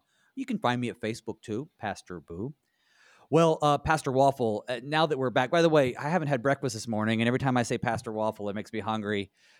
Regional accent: the South, United States; I'm from the South

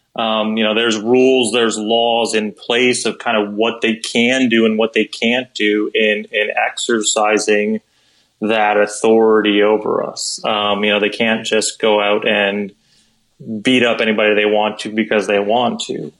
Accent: Wisconsin, United States; moved away as an adult; also born or lived in South Dakota; I'm originally from Wisconsin, so every once in like just a blue moon, you would have snow that would come like ridiculously late into the spring or even into the summertime. So I remember being a little kid

